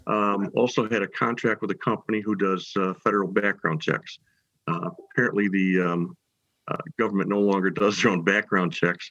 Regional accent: Herkimer County, New York, United States; I grew up in Herkimer County, which is like I said in the middle of the state

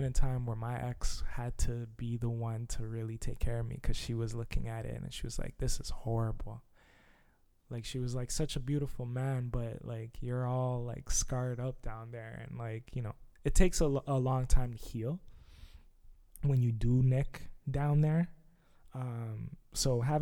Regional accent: Canada; I'm from Canada

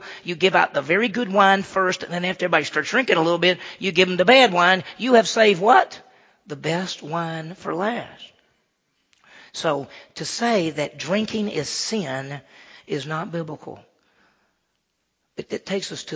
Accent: Mississippi, United States; I grew up in Mississippi.

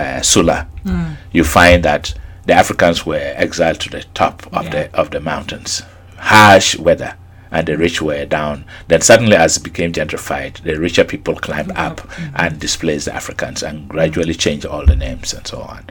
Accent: Ghana; moved away as an adult; also born or lived in Canada; now in Puerto Rico; I'm from Ghana

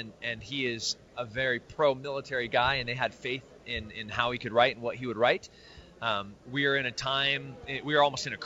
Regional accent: California, United States; at the school I was going to in my hometown

